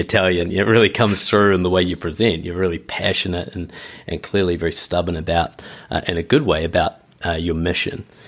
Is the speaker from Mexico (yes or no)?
no; New Zealand; now in Tokyo, Japan; I am based and live in Tokyo, uh, but I'm originally from New Zealand